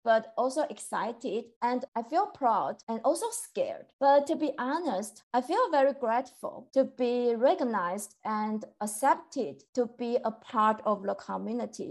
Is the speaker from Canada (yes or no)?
no; Taiwan; moved away as an adult; now in Philadelphia, United States; I'm from Taiwan. I have been living in Philadelphia for a little bit more than 4 years.